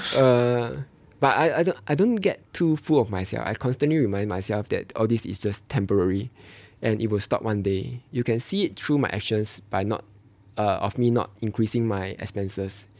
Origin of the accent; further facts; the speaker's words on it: Malaysia; moved away as an adult; now in Singapore; I'm from Malaysia